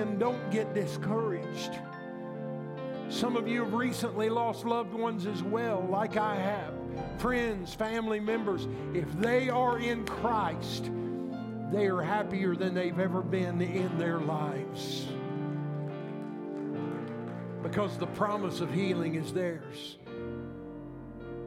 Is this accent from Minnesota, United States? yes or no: no; Illinois, United States; we've talked about growing up in Illinois